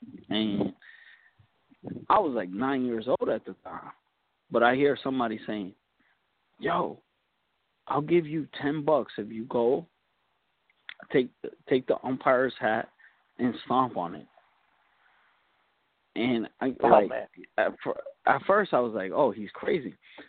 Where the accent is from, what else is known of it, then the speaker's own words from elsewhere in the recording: New York City, New York, United States; also born or lived in Woodside, Queens; now in Long Island, United States; No, I live in Long Island now, but I grew up in Queens, you know.